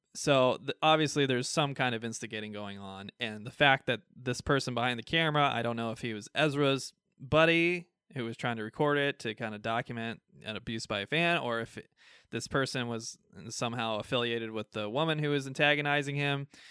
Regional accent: United States; We're American

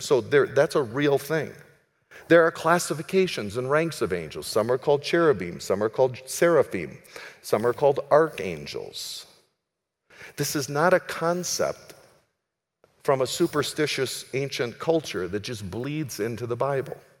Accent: United States; also born or lived in Minneapolis; I'm an American.

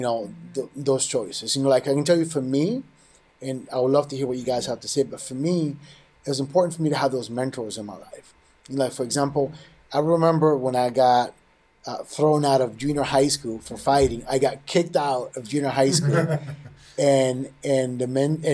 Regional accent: New York City, New York, United States; I grew up in New York City, in the Bronx

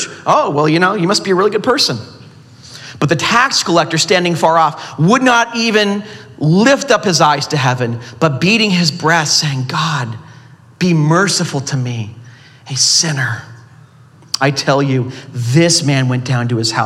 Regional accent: Southern California, United States; I'm from Southern California.

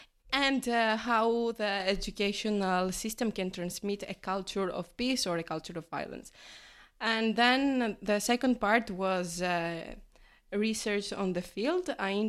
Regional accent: Greece; moved away as an adult; now in Trento, Italy; So, I am from Greece.

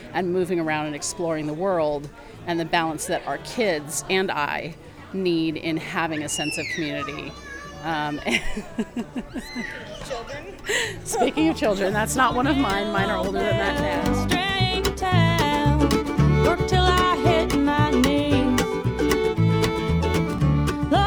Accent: Oakland, California, United States; moved away; I was raised in Oakland

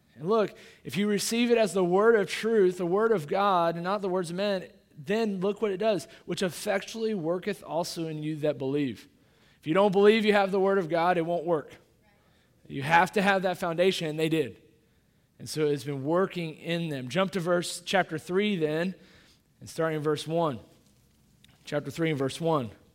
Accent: Kansas City, Missouri, United States; moved away; I grew up in Kansas City, uh, that, Missouri, that's where I grew up

